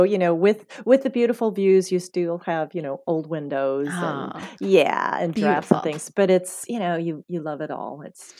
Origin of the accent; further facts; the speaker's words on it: Scottsdale, Arizona, United States; North Scottsdale area there, you know, that I grew up mostly in Arizona.